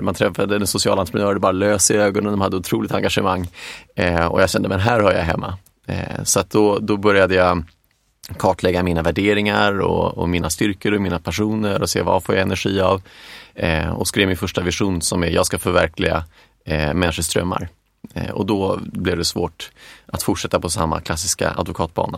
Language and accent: Swedish; Stockholm, Stockholm County, Sweden; also born or lived in Boden / Lund / England; jag är uppvuxen, i, jag är från Stockholm